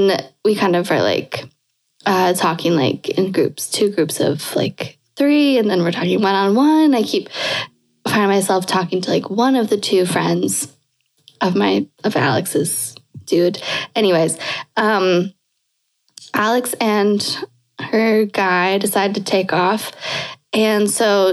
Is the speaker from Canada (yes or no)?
yes; Canada; moved away; I'm Canadian.